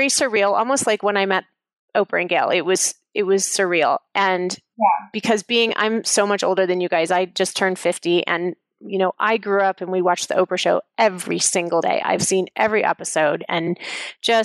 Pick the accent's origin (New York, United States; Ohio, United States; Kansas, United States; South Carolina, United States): Kansas, United States; I'm from Kansas